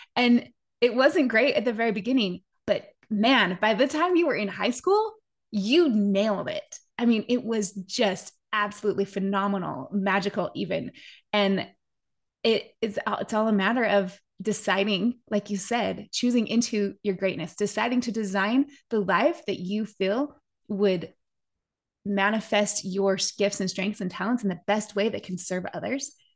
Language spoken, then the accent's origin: English; Park City, Utah, United States; Jason and I grew up together in Park City.